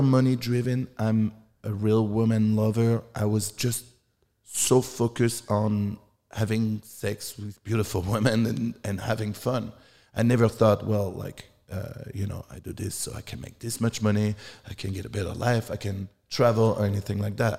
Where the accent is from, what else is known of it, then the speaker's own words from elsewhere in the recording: France; moved away; I'm from France.